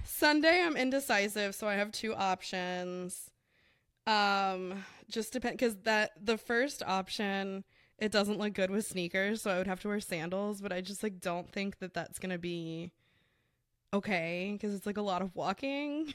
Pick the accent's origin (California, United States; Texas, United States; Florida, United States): Florida, United States; South; I claim South Florida as a whole is my hometown